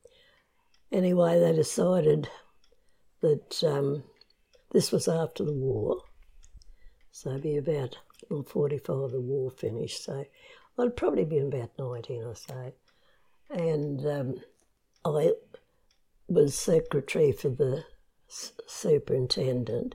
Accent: Comet, Queensland, Australia; also born or lived in Rockhampton, Queensland / Barcaldine, Queensland; I was born in Rocky, grew up in Comet, and went to school there, for primary school

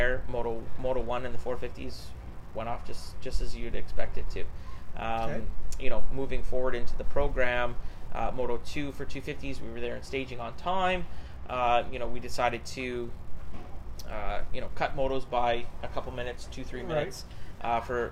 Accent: Saskatchewan, Canada; I'm from Saskatchewan

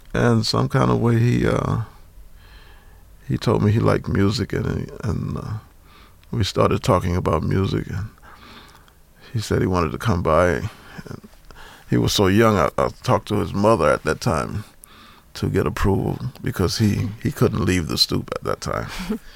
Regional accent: New Orleans, Louisiana, United States; I grew up in New Orleans and we used to dance at my house all the time

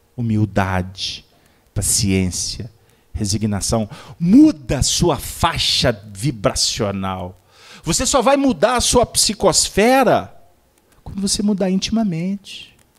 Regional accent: Dom Joaquim, Minas Gerais, Brazil; Lá na, no interior de Minas, lá na minha terra, Dom Joaquim

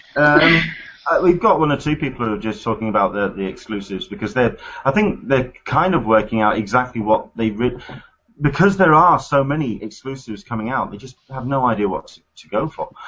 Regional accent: United Kingdom; as a Brit

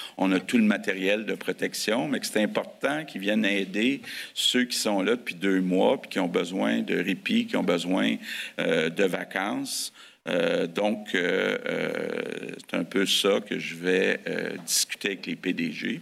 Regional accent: Sainte-Anne-de-Bellevue, Quebec, Canada; Je viens de Montréal, plus, plus, le saint anne de Bellevue

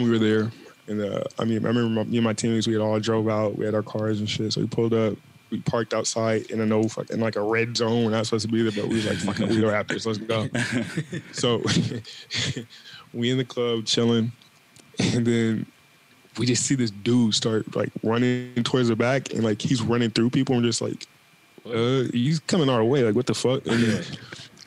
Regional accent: Portland, United States; moved away as an adult; also born or lived in Maryland / California / Toronto

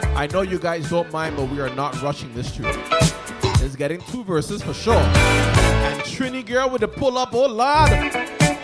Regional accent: Toronto, Ontario, Canada; I'm from Toronto.

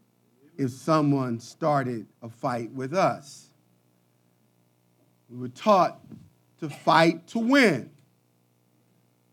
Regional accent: Philadelphia, Pennsylvania, United States; growing up in North Philadelphia

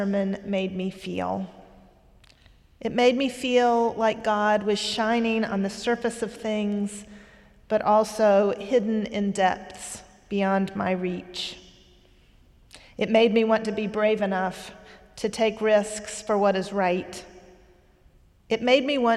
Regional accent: Eastern North Carolina, United States; moved away; When I was a child, I used to accompany my father when he preached in churches around Eastern North Carolina. He was a religion professor in the college in my hometown

